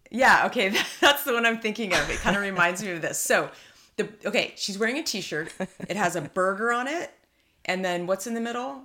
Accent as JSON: {"language": "English", "region": "California", "country": "United States", "said": "being a California girl"}